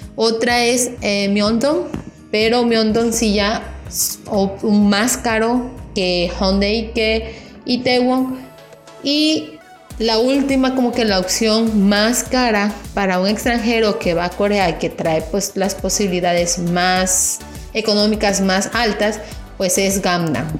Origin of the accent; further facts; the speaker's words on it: Mexico; yo soy de México